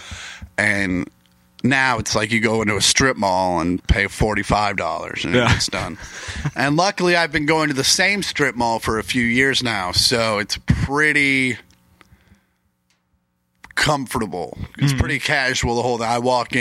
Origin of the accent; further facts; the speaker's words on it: Kansas, United States; my home state of Kansas